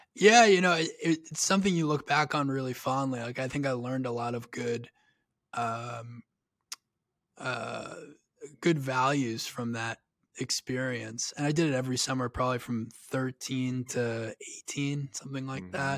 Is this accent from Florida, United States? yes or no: no; Long Island, New York, United States; I grew up on the north shore of Long Island